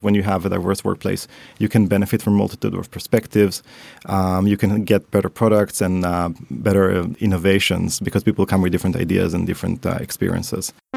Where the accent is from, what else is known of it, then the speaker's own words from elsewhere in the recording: Tel Aviv, Tel Aviv District, Israel; moved away as an adult; also born or lived in Paris / Helsinki; now in Stockholm, Sweden; I was brought up in Tel Aviv.